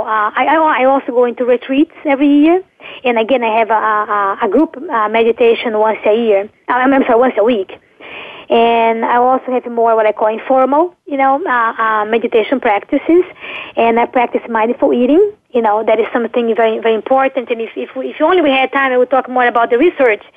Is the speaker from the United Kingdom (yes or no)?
no; Brazil; moved away; I'm from Brazil